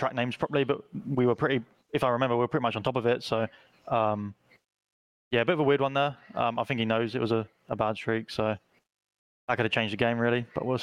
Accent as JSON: {"language": "English", "region": "London", "country": "United Kingdom", "said": "I'm from London"}